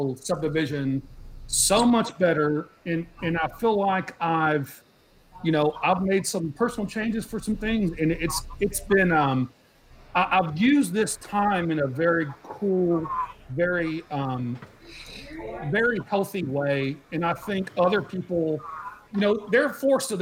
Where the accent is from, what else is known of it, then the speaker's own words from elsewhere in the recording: College Station, Texas, United States; I grew up in College Station. That's where I went to high school